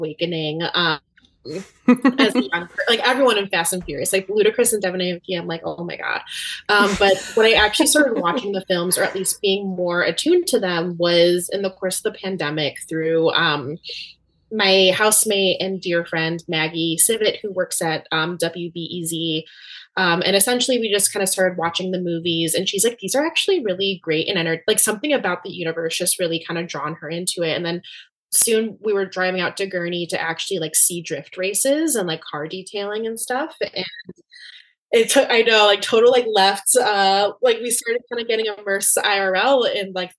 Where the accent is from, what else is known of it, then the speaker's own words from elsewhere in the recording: Cuba; I'm from Cuba